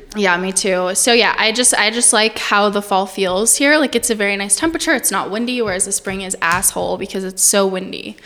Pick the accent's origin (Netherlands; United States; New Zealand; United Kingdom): United States; Portales, New Mexico; I'm from Portales, New Mexico